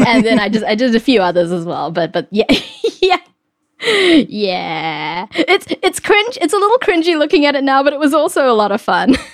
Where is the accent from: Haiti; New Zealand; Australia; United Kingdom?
New Zealand; moved away as an adult; now in United States; I grew up in New Zealand, and I moved to the US about eight years ago